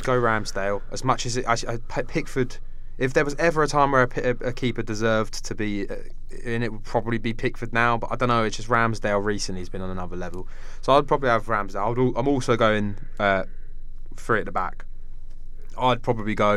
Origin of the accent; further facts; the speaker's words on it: Portsmouth, South East England, United Kingdom; we're from Portsmouth.